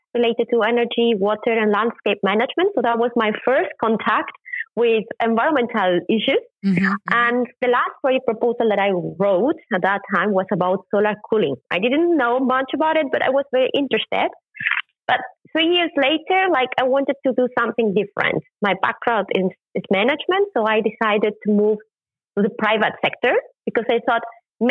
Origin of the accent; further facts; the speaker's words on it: Mexico; moved away as an adult; now in Germany; I was born in Mexico, but I've been living in Germany since 2004, so it's almost 19 years living on this side of the ocean.